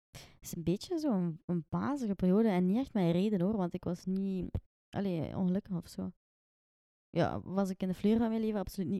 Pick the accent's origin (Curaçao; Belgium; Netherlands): Belgium; Ghent, Flanders; ik ben eigenlijk van Gent geboren en getogen